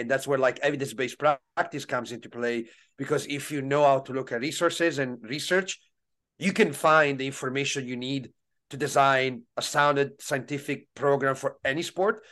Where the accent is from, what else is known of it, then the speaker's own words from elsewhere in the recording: Italy; growing up in Italy, especially uh, in the late '90s, early 2000s